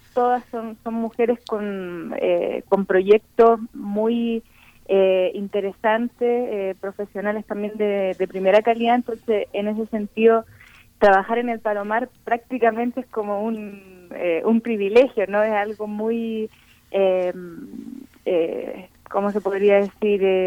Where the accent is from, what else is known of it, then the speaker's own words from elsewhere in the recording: Chile; now in Mexico; como chilenas